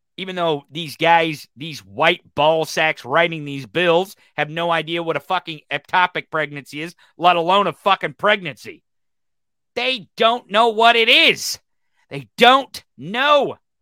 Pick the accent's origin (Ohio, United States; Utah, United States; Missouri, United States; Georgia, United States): Missouri, United States; Missouri? My home state